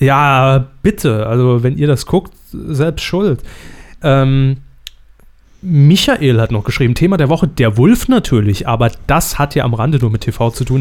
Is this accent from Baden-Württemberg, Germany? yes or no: no; Saarland, Germany; meine Heimat